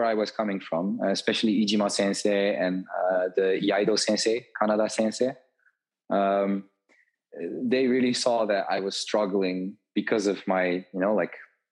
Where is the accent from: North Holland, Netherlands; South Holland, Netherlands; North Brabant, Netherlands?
North Brabant, Netherlands; Tilburg; also born or lived in Japan; I went back to the south of the Netherlands, to my hometown